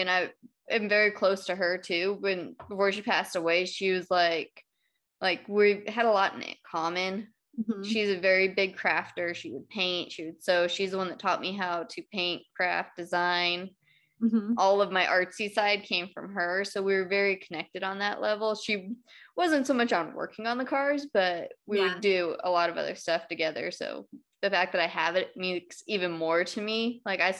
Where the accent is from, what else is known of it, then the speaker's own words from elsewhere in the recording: California, United States; moved away as an adult; I grew up in California